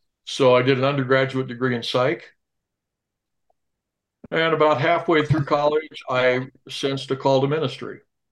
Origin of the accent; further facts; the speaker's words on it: Pasadena, California, United States; also born or lived in Medford, Oregon; Moved against my will at the age of 6 months. I was raised in Pasadena, California.